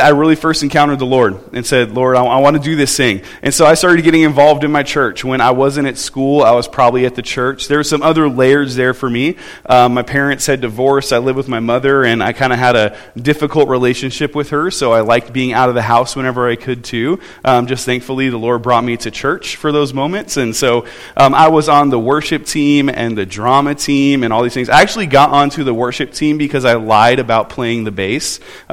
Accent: Southern California, United States; moved away; I grew up in Southern California

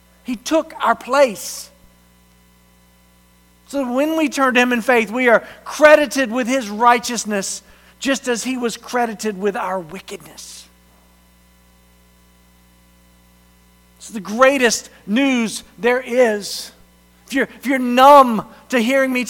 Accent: the South, United States; moved away; I grew up in the South, where everybody is a Christian

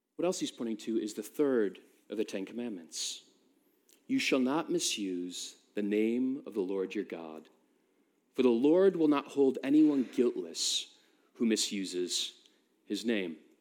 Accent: United States; now in United Kingdom; I'm American

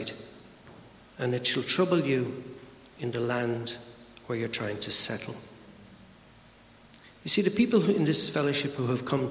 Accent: Ireland; I'm Irish

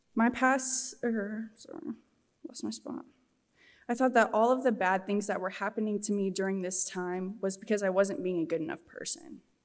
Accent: Scottsbluff, Nebraska, United States; I'm from Western Nebraska, Scottsbluff, Goering area.

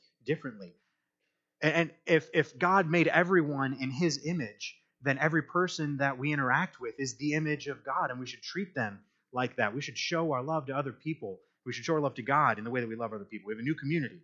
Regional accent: Michigan, United States; moved away as an adult; also born or lived in Kansas / Texas; I'm from Michigan

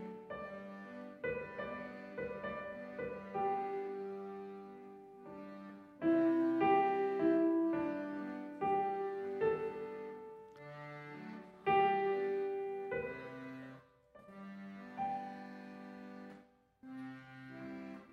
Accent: Green Bay, Wisconsin, United States; I was born in Green Bay.

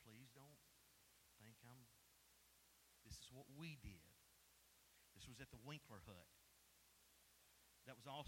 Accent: East Tennessee, United States; moved away as an adult; also born or lived in Baton Rouge, Louisiana / South Mississippi; East Tennessee, we don't get storms like y'all get in South Mississippi and Baton Rouge

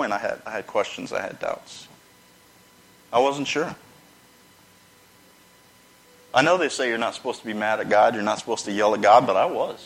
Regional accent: Charlotte, North Carolina, United States; moved away; I'm from North Carolina, Charlotte area

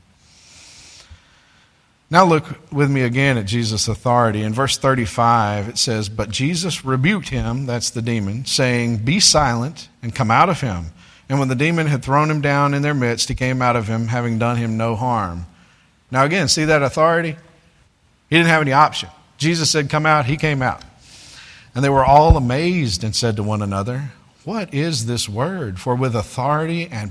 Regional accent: United States; being an American

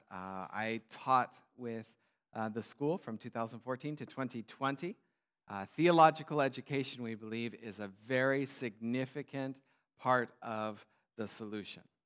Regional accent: United States; moved away as an adult; now in Kenya; an American missionary

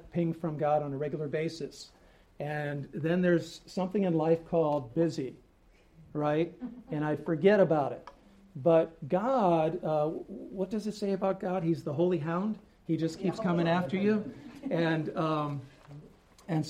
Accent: Tolland, Connecticut, United States; also born or lived in New Britain; I grew up in Tolland

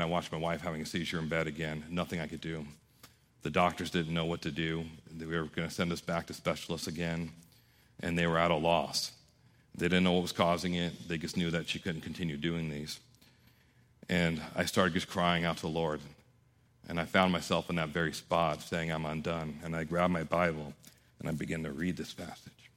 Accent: New York, United States; I was raised by Italians in New York

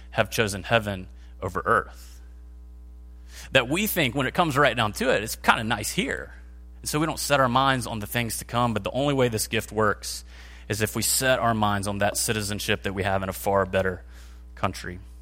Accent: United States; American Christians because we live in one of the most wealthy, comfortable, safe countries in the history of the world

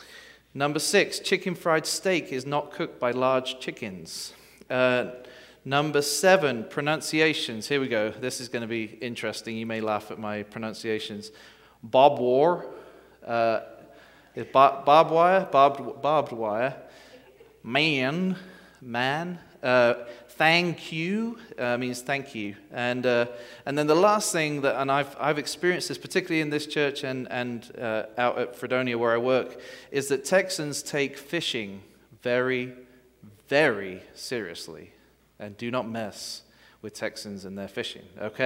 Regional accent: England, United Kingdom; You may not be able to understand my accent, but you can hear me, right? Okay. And well, good morning and happy 4th of July. I know that sounds kind of ironic coming from an Englishman

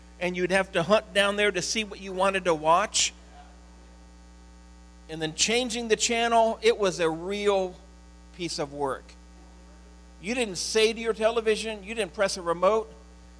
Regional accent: Cleveland, Ohio, United States; I grew up in the Cleveland area

